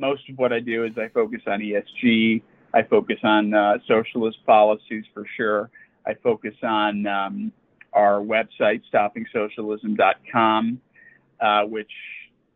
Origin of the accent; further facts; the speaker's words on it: Chicago, Illinois, United States; I grew up in Chicago